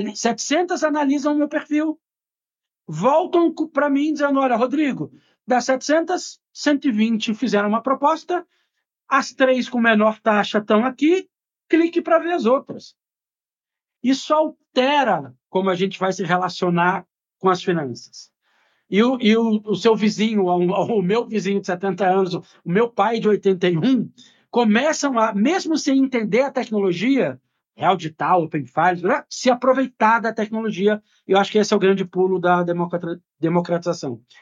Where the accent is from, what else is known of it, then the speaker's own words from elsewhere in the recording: Brazil; como brasileiro